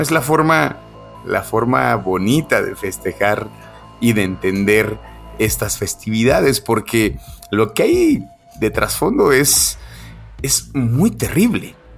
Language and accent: Spanish; Mexico; also born or lived in Aguascalientes; festejar nosotros como mexicanos